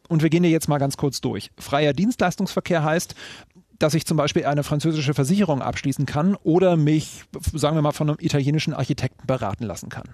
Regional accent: Berlin, Germany; mir als Berliner

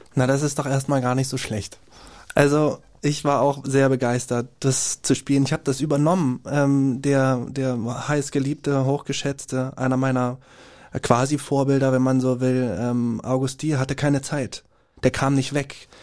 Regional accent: Jena, Thuringia, Germany; born or raised there; moved away

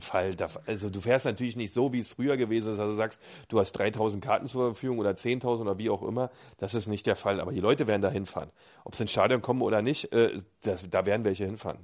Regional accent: East Germany, Germany; bei uns in der DDR

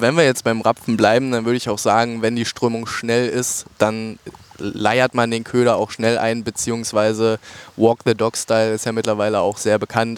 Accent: near the border with Brandenburg, Saxony-Anhalt, Germany; ich komme hier aus der Ecke tatsächlich. Sachsen-Anhalt zur Grenze zu Brandenburg

